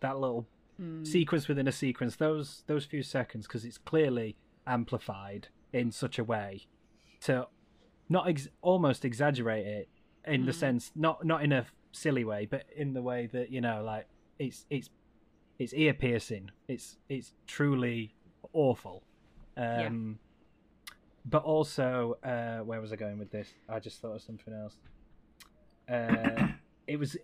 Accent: England, United Kingdom; we're from England.

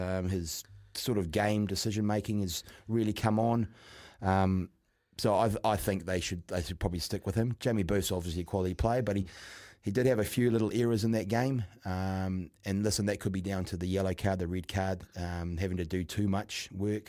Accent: Auckland, New Zealand; born and bred in Auckland, but North Harbour

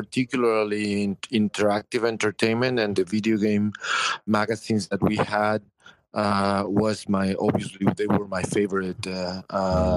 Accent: Mexico; moved away as an adult; now in United States; I'm Mexican, man. I'm from Mexico, I'm from Latin America, mm-hmm. And I think that even though I've been living here in the U.S.

